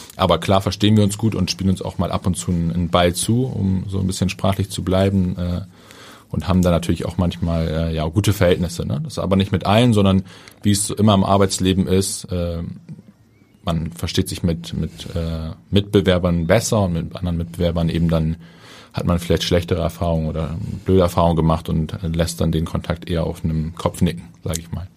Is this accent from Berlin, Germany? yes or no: no; Hamburg, Germany; als Hamburger, als gebürtiger Hamburger